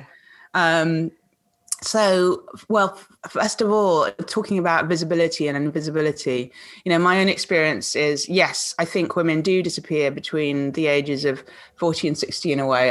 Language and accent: English; Kuala Lumpur, Malaysia; moved away; she was my nanny when I was growing up in Kuala mm. Lumpur.